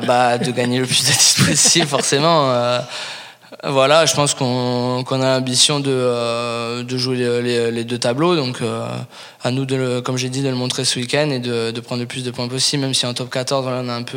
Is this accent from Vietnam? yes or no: no; Paris, Île-de-France, France; now in Toulouse, France; même de Paris